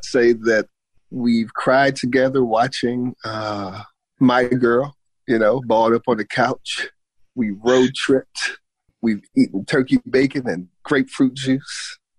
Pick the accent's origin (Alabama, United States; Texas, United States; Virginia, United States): Virginia, United States; Charlottesville; moved away as an adult; also born or lived in Los Angeles, California; I am a writer from Charlottesville, Virginia